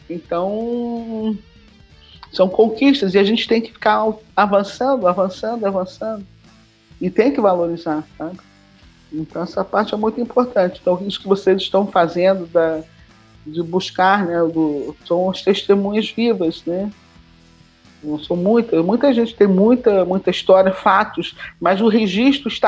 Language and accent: Portuguese; Rio de Janeiro, Brazil; eu sou do Rio de Janeiro. Aí você pensa, tá, e cadê a história do Rio?